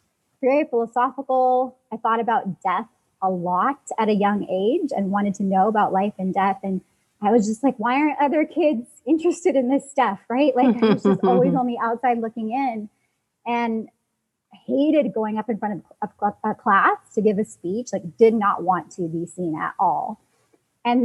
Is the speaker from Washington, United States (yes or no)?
yes; Seattle, Washington, United States; moved away as an adult; now in Los Angeles, United States; I'm from the rainy city of Seattle. Moved to LA to pursue my artist career